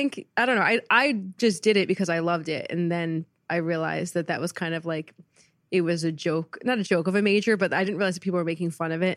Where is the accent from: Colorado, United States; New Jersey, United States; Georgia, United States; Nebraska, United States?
New Jersey, United States; Marlborough; I'm from New Jersey, from suburban New Jersey.